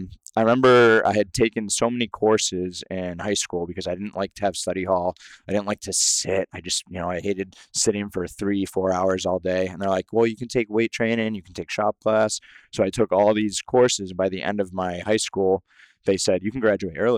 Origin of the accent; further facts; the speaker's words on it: Salem, Massachusetts, United States; also born or lived in Connecticut / New Hampshire / Nashville, Tennessee; So I was actually born in Salem, Massachusetts. So Massachusetts is actually my hometown